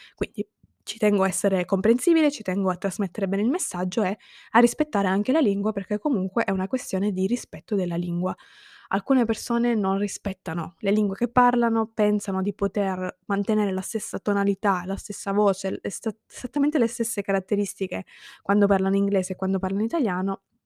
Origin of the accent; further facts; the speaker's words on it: Italy; io sono italiana